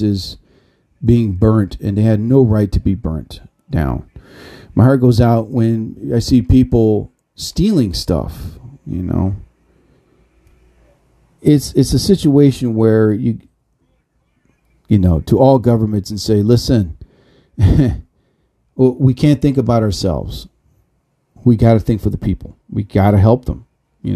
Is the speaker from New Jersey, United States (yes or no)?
yes; New Jersey, United States; I'm from New Jersey